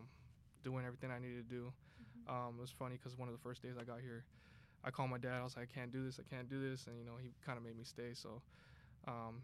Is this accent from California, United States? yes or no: yes; Los Angeles, California, United States; moved away as an adult; now in Hiram, United States; I'm from Los Angeles, California.